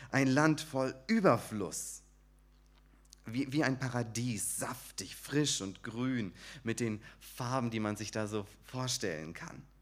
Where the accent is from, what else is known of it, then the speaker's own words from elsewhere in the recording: Sandhausen, Baden-Württemberg, Germany; Ich komme aus Sandhausen, bin dort in der christlichen Gemeinde Sandhausen